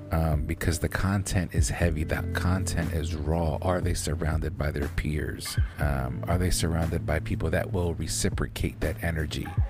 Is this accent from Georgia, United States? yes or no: no; Lancaster, Pennsylvania, United States; we're from Lancaster.